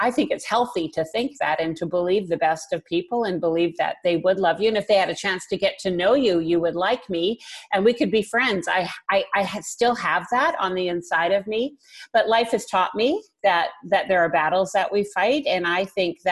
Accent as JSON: {"language": "English", "town": "Vancouver", "region": "British Columbia", "country": "Canada", "tie": "born or raised there", "said": "I was born and raised in Vancouver. This has been home all of my life."}